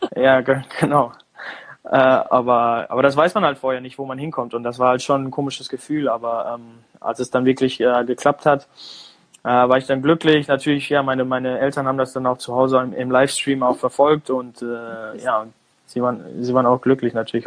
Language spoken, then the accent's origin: German; Germany; moved away as an adult; now in United States; ich bin in Deutschland geboren